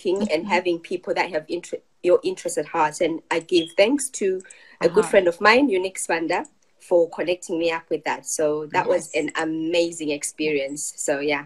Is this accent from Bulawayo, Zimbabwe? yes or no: yes; Bulawayo, Zimbabwe; moved away as an adult; also born or lived in England; now in United Kingdom; I was born in Zimbabwe, and I grew up in Bulawayo